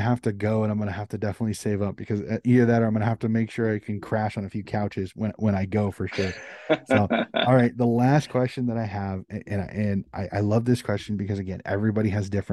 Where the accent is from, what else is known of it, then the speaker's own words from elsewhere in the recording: United States; I'm an American